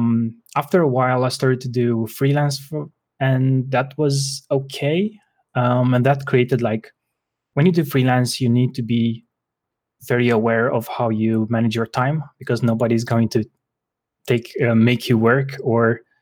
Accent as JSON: {"language": "English", "region": "Bucharest", "country": "Romania", "said": "I'm from Bucharest, Romania."}